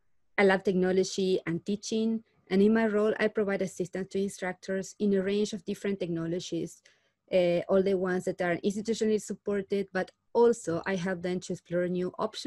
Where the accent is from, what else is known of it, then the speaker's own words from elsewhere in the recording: Argentina; moved away as an adult; now in Calgary, Canada; I'm a Learning Technology Specialist at the Taylor Institute for Teaching and Learning. I'm originally from Argentina.